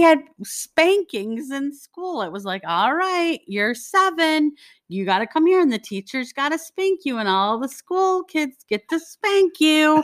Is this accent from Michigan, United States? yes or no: yes; Detroit, Michigan, United States; I was born and raised in Detroit, Michigan